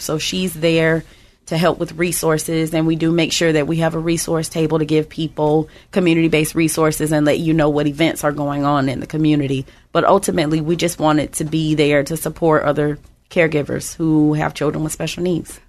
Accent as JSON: {"language": "English", "town": "West Palm Beach", "region": "Florida", "country": "United States", "moved": "yes", "lives_now": "Tampa Bay, United States", "said": "We're originally from West Palm Beach. We have absolutely no family here, but we decided a long time ago we're not leaving."}